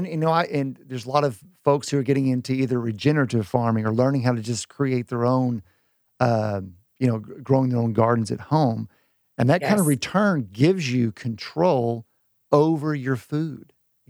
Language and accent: English; Gainesville, Texas, United States; Far north Texas. I mean, Gainesville, very small town.